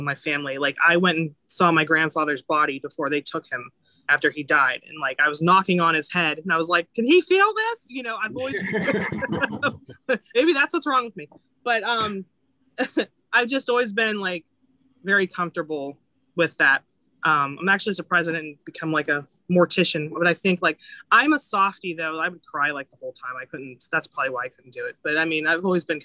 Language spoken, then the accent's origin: English; Florida, United States; I grew up in Florida and Tampa was my team